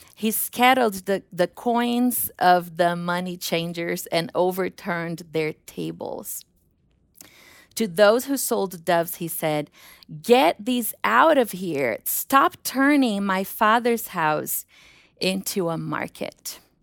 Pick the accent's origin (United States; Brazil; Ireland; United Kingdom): Brazil; moved away; the airport in Rio because my hometown is three hours away